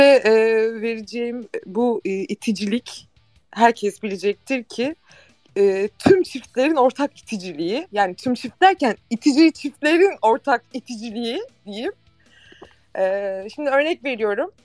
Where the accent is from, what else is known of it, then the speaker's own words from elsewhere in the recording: Istanbul, Turkey; Doğma büyüme de buradayım.